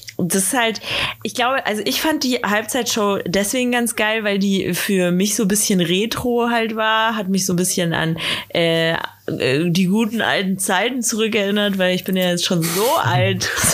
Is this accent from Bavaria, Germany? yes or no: yes; Bad Aibling, Bavaria, Germany; in Bad Aibling, äh, wo ich aufgewachsen bin